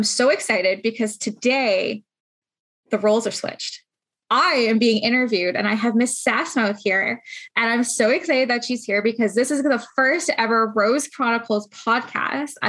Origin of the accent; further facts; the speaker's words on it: Canada; We're Canadian, we're here